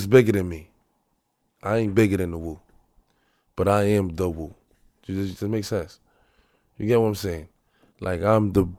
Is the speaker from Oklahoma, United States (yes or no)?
no; Brooklyn, New York, United States; Like New York, especially Brooklyn. Like Brooklyn is like, it's like, it's a vibe like no